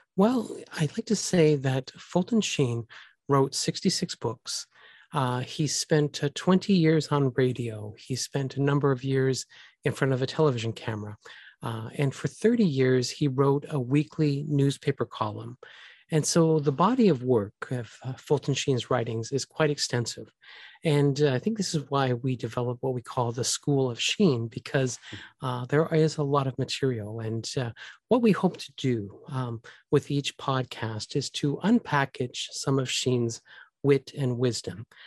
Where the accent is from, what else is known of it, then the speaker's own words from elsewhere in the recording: Canada; I am a Canadian.